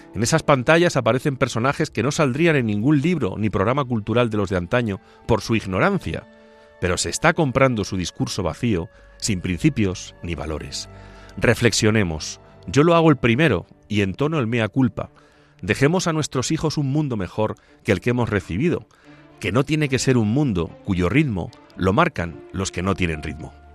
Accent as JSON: {"language": "Spanish", "area": "Ciudad Real province", "region": "Castilla-La Mancha", "country": "Spain", "tie": "born or raised there", "moved": "yes", "lives_now": "Boadilla del Monte, Spain", "said": "cuando era niño y correteaba por las calles de mi pueblo o por las calles de la capital de la provincia, de Ciudad Real"}